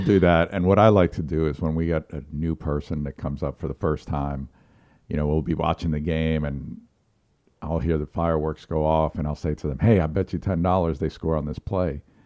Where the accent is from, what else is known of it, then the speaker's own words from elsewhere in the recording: New York, United States; now in South Carolina, United States; I grew up in New York, and we had a lot of pro teams